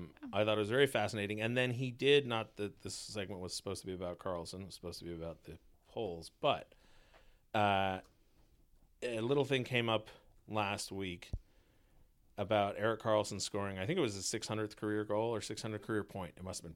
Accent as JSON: {"language": "English", "country": "Canada", "said": "And as this is one of the rare times where I identify as Canadian. As a Canadian, send the pros."}